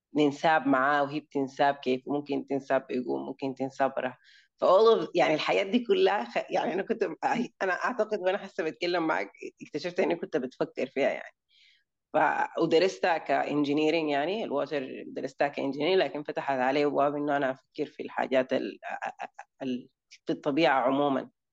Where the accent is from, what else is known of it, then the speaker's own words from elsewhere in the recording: Sudan; moved away; also born or lived in United Arab Emirates / Germany; انا من السودان آه, عشت حياتي يعني اتولدت في الامارات لكن عشت نص حياتي في الس... يعني في السودان